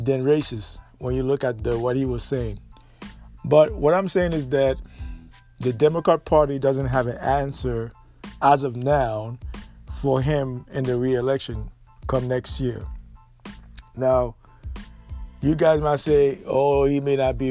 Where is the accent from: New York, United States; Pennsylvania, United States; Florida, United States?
New York, United States; New York City; I grew up in New York City